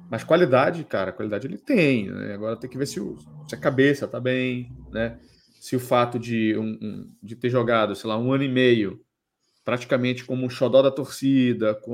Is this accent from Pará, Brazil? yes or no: yes; Belém, Pará, Brazil; moved away; Lá na minha cidade tinha assim. um das antigas, tinha um Xodó também, lá em Belém.